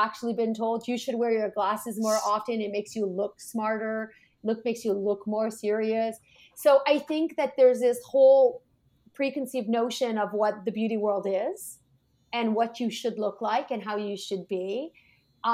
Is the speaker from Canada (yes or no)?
yes; Canada; we're Canadian